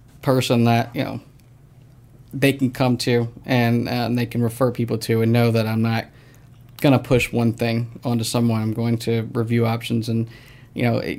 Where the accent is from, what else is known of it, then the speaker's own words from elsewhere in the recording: Snellville, Georgia, United States; I grew up in Snellville.